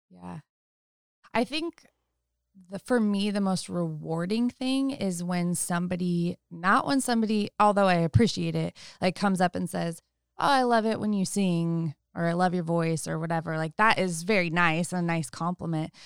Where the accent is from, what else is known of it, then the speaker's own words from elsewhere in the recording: Sebastopol, California, United States; I grew up in Sonoma County in Sebastopol